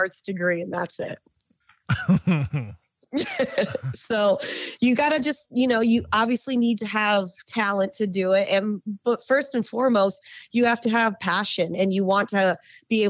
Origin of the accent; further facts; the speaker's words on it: Detroit, Michigan, United States; Living and growing up around the Motor City